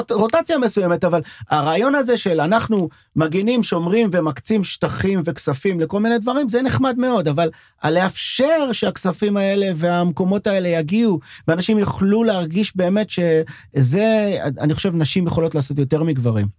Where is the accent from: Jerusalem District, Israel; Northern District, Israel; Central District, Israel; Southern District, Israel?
Southern District, Israel; Sderot; first language French; Hebrew is a second language; now in Tel Aviv, Israel; אני בא מהנגב, שדרות זה בנגב